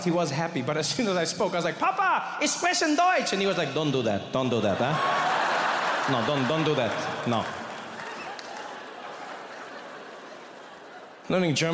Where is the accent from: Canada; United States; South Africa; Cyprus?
South Africa; I grew up in South Africa